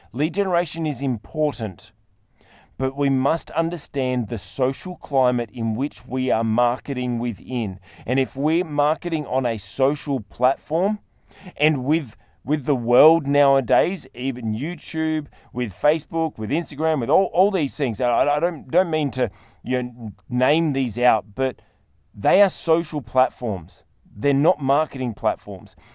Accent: Australia; I'm an Australian

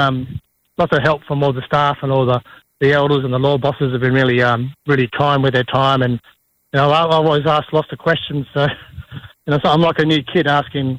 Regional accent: Perth, Western Australia, Australia; moved away as an adult; also born or lived in Kalgoorlie / Kimberley; now in Broome, Australia; I'm from Perth. I'm the youngest of 7 kids, so I always got the last of the food and stuff. So, from a big family and been living down there most of my life

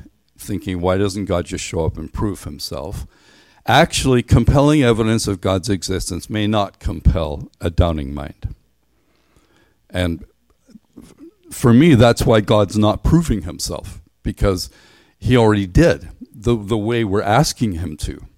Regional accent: Ireland; moved away as an adult; also born or lived in Canada; I grew up in Ireland where the highest mountain is maybe 3,000 feet.

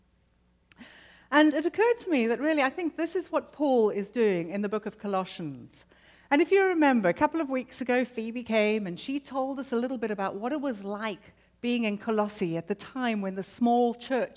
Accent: United Kingdom; now in Arlington, United States; as a Brit living in America

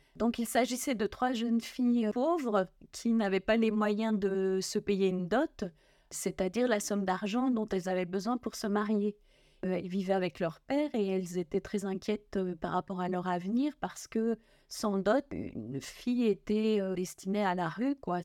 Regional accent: Nancy, Grand Est, France; je suis Lorraine, je suis originaire de Nancy

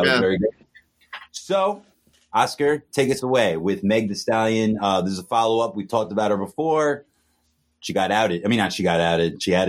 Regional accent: New York City, New York, United States; I'm from Queens, man.

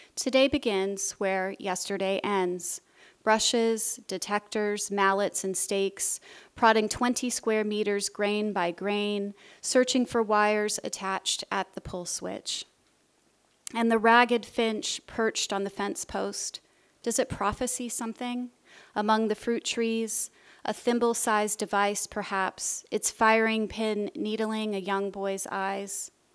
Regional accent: United States; moved away as an adult; also born or lived in Jordan; As an American moving to Jordan

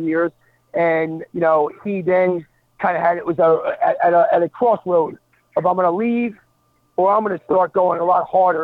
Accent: New Jersey, United States; I grew up in New Jersey

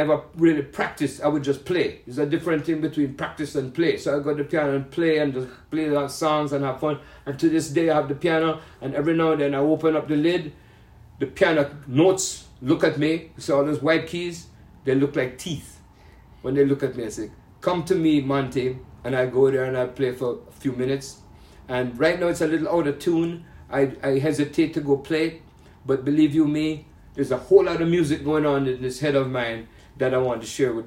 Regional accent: Jamaica; moved away; I come from Jamaica

